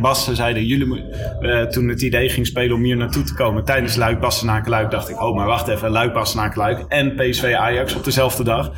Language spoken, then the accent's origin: Dutch; Leiden, South Holland, Netherlands; ik kom zelf uit Leiden.